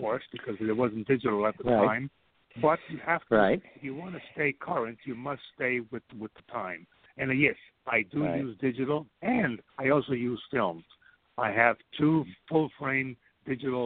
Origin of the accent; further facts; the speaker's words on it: New York City, New York, United States; moved away as an adult; also born or lived in Barcelona, Spain / Rome, Italy; now in Phoenix, United States; I was raised in New York City